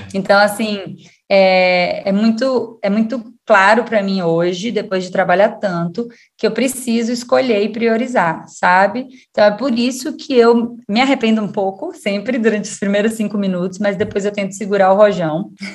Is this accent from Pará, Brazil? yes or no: no; Salvador, Bahia, Brazil; moved away; sou de Salvador, Bahia.